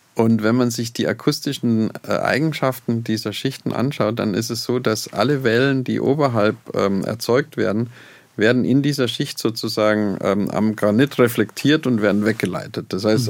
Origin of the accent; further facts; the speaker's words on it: Oberammergau, Bavaria, Germany; moved away; also born or lived in Garching; ich bin in Oberammergau geboren